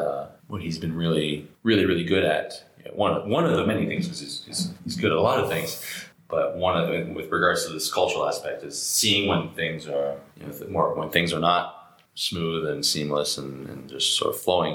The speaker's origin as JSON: {"language": "English", "country": "Canada", "said": "So I'm Canadian, Rich is American, our CTO is French-American"}